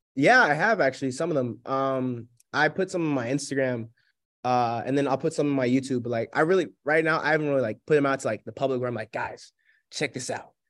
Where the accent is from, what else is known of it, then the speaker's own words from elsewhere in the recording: Sewanee, Tennessee, United States; moved away as an adult; now in Spartanburg, United States; my hometown of Sewanee